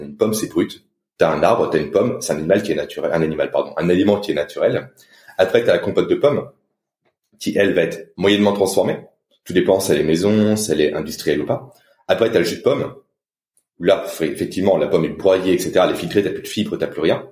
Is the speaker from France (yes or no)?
yes; France; en tant que Français